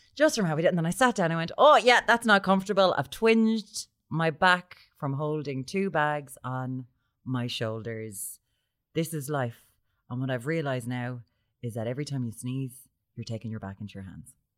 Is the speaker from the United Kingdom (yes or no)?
no; Limerick, Munster, Ireland; I'm from Limerick.